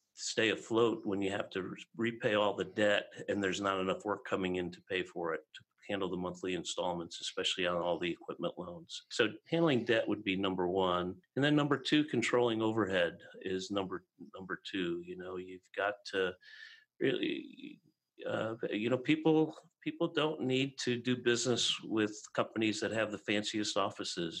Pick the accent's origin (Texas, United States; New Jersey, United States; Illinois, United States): Illinois, United States; Chicago; we grew up in Chicago